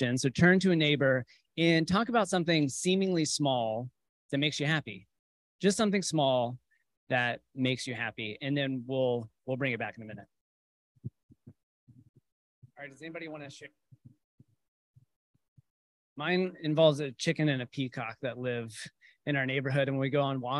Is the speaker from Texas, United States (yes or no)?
yes; Texas, United States; I grew up in cultural Christianity, conventional Christianity, as you would imagine someone growing up in Texas